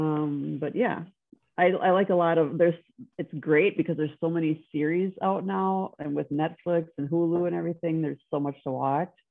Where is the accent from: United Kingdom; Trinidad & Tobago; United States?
United States; Wisconsin; moved away as an adult; also born or lived in Minneapolis; I'm from Wisconsin, but I went to school in Minneapolis